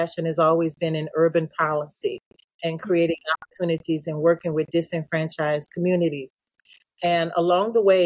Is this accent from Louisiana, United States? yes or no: yes; New Orleans, Louisiana, United States; also born or lived in Georgia; I'm from New Orleans. Evacuated to Georgia